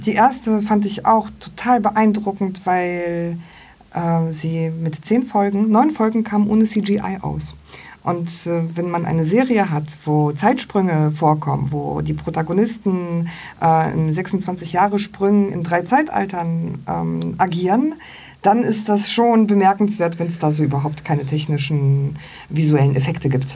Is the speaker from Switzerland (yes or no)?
no; Poland; moved away; ich komme ja aus Polen